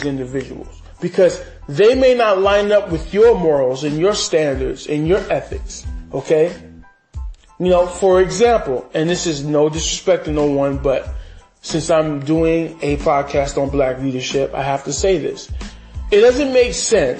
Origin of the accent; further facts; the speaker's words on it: New York City, New York, United States; me as a New Yorker